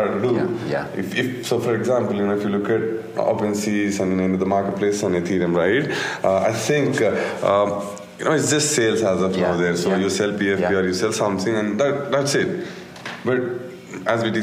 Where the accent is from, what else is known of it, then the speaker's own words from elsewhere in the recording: India; we are from India